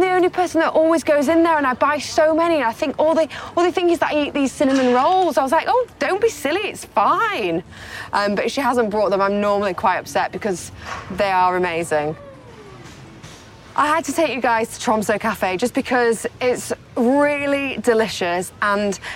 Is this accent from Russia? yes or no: no; Yorkshire and the Humber, United Kingdom; I'm a big tea drinker because I'm from Yorkshire and I love Yorkshire tea